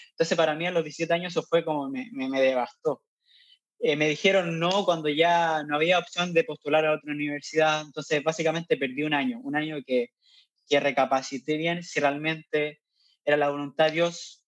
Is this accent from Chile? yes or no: yes; Curicó, Maule, Chile; moved away as an adult; also born or lived in La Cisterna, Santiago, Chile; now in Chad; yo soy, nací en Curicó, en el sur centro de Chile